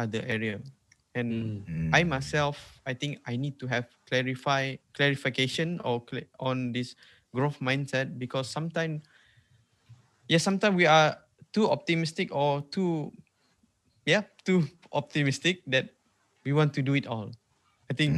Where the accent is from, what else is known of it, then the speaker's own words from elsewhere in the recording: Sarawak, Malaysia; accent: Sarawak Malay; first language Sarawak Malay; English is a second language; English is not even my second language. My second language is Malay. My first language is Sarawak.